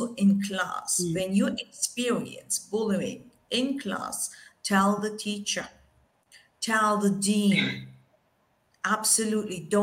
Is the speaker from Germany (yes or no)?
yes; Germany; I'm Turkish, right? I grew up in Germany